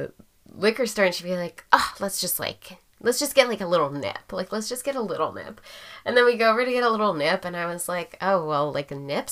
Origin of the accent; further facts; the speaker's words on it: Portland, United States; growing up in Portland